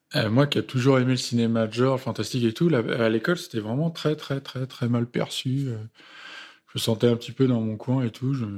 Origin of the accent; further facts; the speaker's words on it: Romainville, Île-de-France, France; je viens du 93. Je suis romain-villois